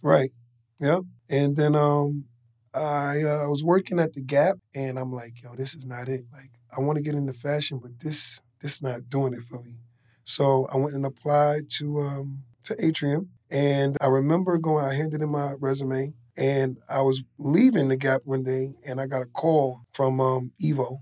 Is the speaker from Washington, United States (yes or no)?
no; New York City, New York, United States; I grew up in Queens, north side of Queens, and a uh, pretty rough neighborhood